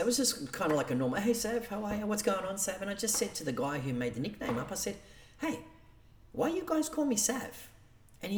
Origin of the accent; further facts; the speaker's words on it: Sydney, New South Wales, Australia; I grew up in the East Lakes area. I lived in housing commission for 25, years.